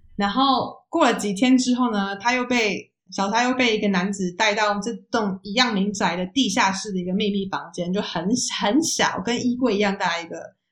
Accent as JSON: {"language": "Chinese", "country": "Taiwan", "tie": "born or raised there", "moved": "yes", "lives_now": "Netherlands", "said": "像台湾，我们长大的时候"}